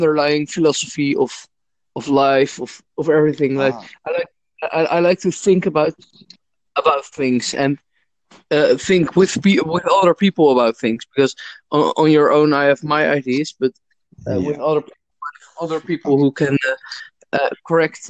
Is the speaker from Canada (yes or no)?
no; Netherlands; I'm from the Netherlands.